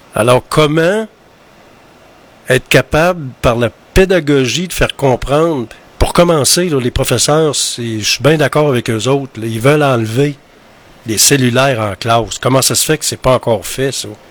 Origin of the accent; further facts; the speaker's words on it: Quebec, Canada; chez nous au Québec